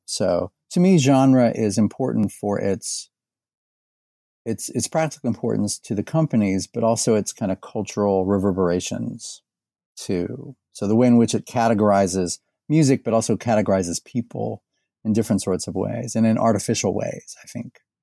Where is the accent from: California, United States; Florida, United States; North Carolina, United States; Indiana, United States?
Indiana, United States; Indianapolis; moved away as an adult; also born or lived in Bowling Green, Ohio / Texas; now in Louisville, United States; I was born in Indiana. I grew up in and around Indianapolis